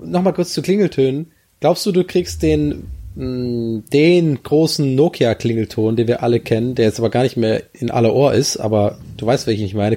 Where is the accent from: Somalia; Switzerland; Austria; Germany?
Germany; Tübingen, Baden-Württemberg; wenn ich nach Tübingen gehe, dann bin ich ja in hm. meiner Heimat.